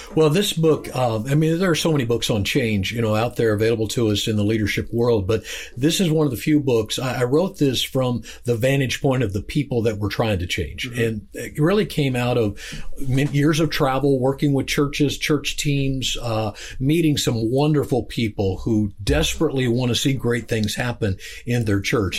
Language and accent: English; Kansas, United States; I'm from Kansas.